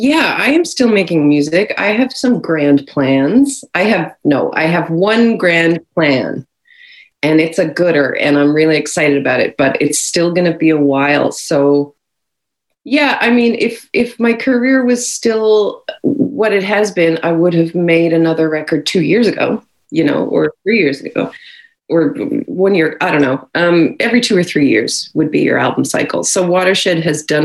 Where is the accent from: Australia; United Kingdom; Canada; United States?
Canada; St. John's, Newfoundland and Labrador; I'm from St. John's, Newfoundland.